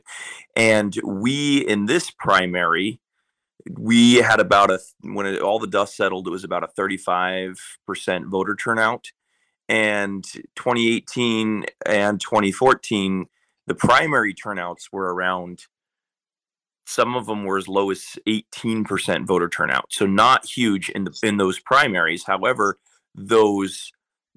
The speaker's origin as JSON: {"language": "English", "town": "Nenana", "region": "Alaska", "country": "United States", "said": "I'm from Enana"}